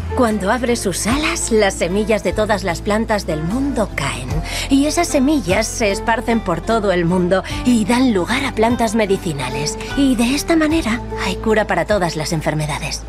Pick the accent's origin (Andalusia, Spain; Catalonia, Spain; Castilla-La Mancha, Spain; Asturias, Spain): Asturias, Spain; moved away as an adult; now in Madrid, Spain; Porque yo vivía en Asturias, yo soy asturiana, en el norte de España